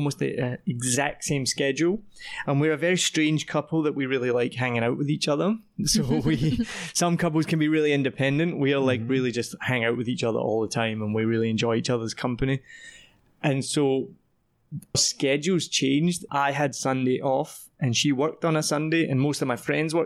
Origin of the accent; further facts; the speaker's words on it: Scotland, United Kingdom; also born or lived in Wellington, New Zealand; now in Vietnam; I'm from Scotland.